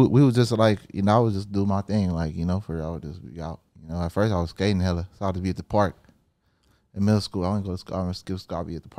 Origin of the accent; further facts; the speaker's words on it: Huntington Park, California, United States; also born or lived in San Diego; Nah, I was born in Dago. I moved out to here. So I started in Huntington Park, like in 02 type shit.